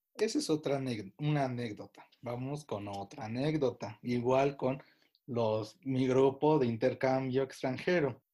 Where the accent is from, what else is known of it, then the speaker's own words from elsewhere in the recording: Pachuca, Hidalgo, Mexico; Soy de Pachuca